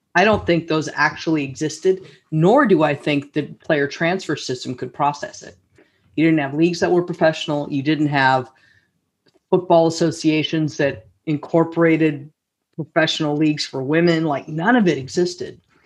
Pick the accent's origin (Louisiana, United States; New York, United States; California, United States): California, United States; Los Altos; a local uh, you know organization in my hometown, Los Altos